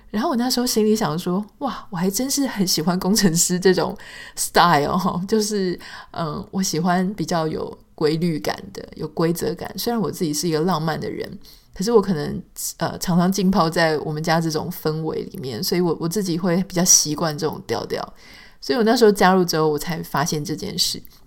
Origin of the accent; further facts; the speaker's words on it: Taiwan; moved away as an adult; now in United States; 我们台湾人